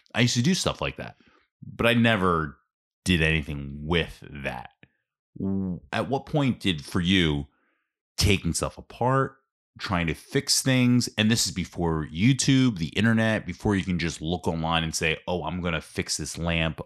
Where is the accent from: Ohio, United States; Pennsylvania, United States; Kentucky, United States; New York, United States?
Pennsylvania, United States; Ambler; I grew up in Ambler, like, in South Ambler, Chestnut Street